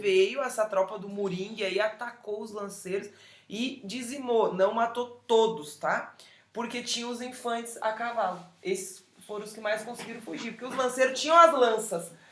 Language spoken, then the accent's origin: Portuguese; Porto Alegre, Rio Grande do Sul, Brazil; Sou de Porto Alegre, sou gaúcha também, vesti a prenda ali muito, dancei muito CTG ali no, no, no 20 de setembro